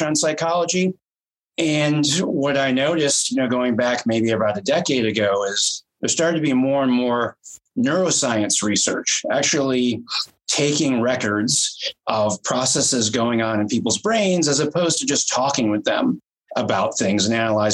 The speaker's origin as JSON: {"language": "English", "country": "United States", "said": "I'm from the United States"}